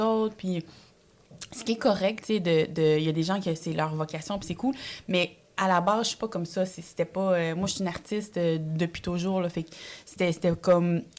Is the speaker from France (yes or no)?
no; Montreal, Quebec, Canada; born or raised there; French is a second language; also born or lived in El Salvador / Ottawa